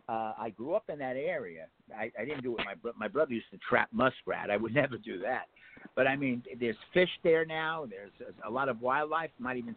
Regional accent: Ridgefield, New Jersey, United States; my hometown and the next town over, North Bergen. I grew up in Richfield.

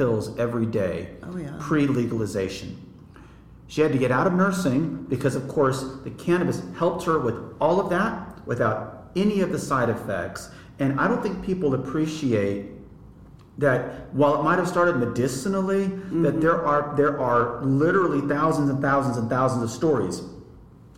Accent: Texas, United States; I'm from Texas

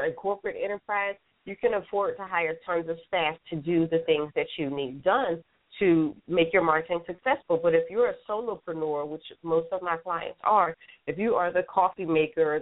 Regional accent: Philadelphia, Pennsylvania, United States; now in Atlanta, United States; I'm born and raised in Philadelphia. I actually live in Atlanta, Georgia now

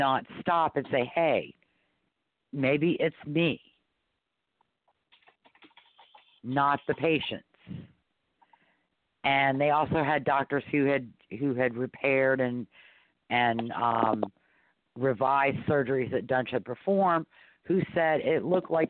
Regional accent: New Orleans, Louisiana, United States; I was raised in New Orleans

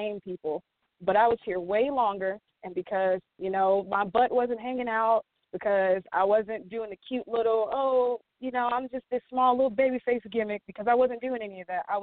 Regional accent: Georgia, United States; my home state

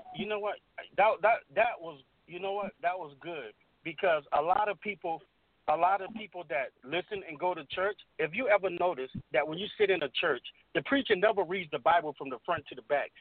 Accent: Beaufort, South Carolina, United States; I grew up in Beaufort, South Carolina

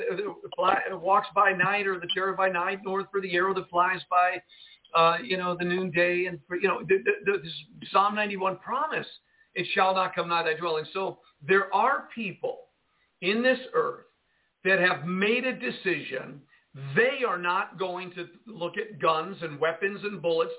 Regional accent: United States; We grew up in the United States with these TV shows

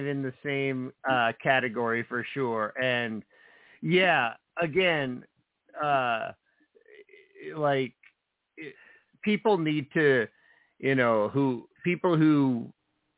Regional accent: New Jersey, United States; I grew up in New Jersey

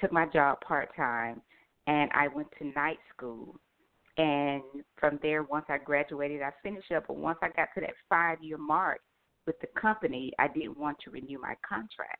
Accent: Atlanta, Georgia, United States; I am from Atlanta, Georgia.

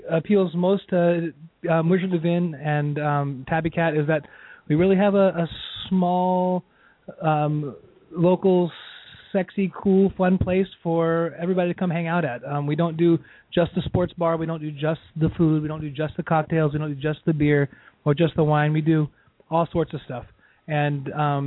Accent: Honolulu, Hawaii, United States; now in Seattle, United States; I grew up in Honolulu, and we didn't have a hometown sports team at all.

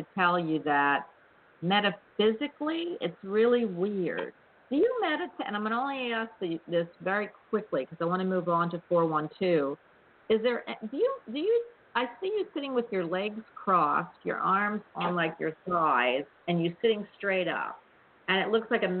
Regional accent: Havertown, Pennsylvania, United States; I'm really from Havertown

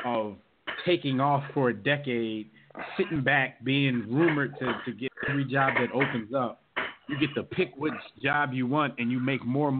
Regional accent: Philadelphia, Pennsylvania, United States; growing up in Philadelphia and always being a rival of Boston teams

